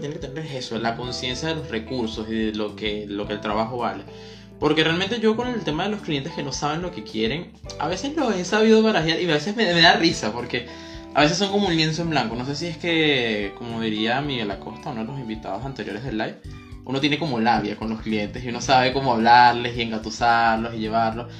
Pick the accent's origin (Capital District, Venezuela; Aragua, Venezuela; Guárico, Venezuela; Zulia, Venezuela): Aragua, Venezuela; Maracay; also born or lived in Valencia, Venezuela / Caracas, Venezuela; yo soy de aquí de Maracay, viví en Valencia y venía a ver clases otra vez para acá, para Maracay. Y mi familia está aquí en Maracay.